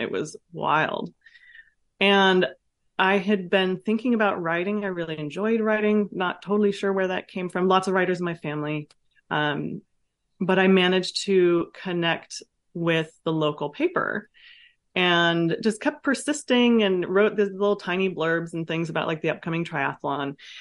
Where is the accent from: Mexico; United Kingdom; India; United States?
United States; Vallejo, California; also born or lived in France; I grew up in Vallejo, Ca, in California, in the city, um, with a single mom